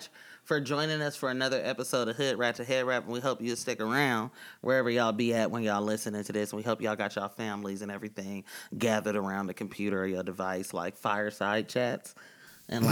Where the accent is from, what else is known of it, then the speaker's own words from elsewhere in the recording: Oakland, California, United States; I'm from Deep East Oakland